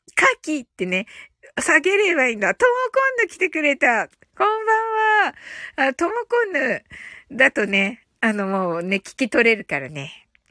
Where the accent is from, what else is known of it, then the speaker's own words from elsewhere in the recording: Kyushu, Japan; 一人だけ九州人でね、私がね